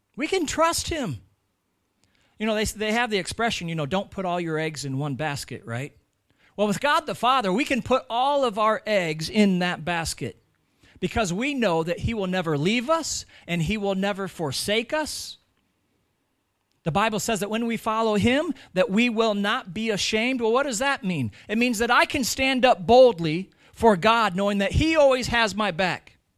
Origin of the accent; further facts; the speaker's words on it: United States; moved away as an adult; now in Ireland; I'm American